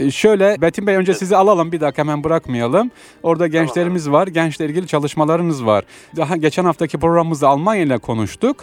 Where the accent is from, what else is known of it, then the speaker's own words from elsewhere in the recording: Aksaray, Aksaray Province, Turkey; now in Istanbul, Turkey; Ben de Aksaraylıyım.